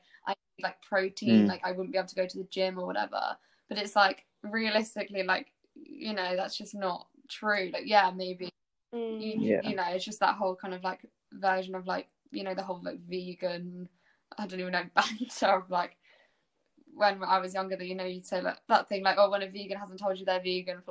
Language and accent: English; Brighton, South East England, United Kingdom; Brighton, because that's where I'm from